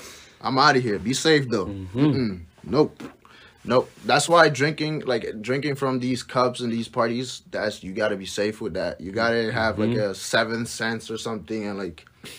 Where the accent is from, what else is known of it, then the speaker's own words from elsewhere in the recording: Hartford, Connecticut, United States; I come from Hartford, Connecticut. I've been living there for like, since I was 12.